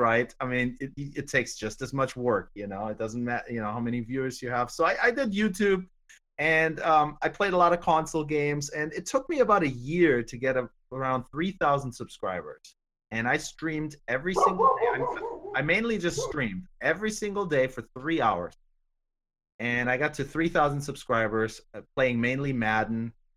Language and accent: English; Germany; I'm German. I'm from Germany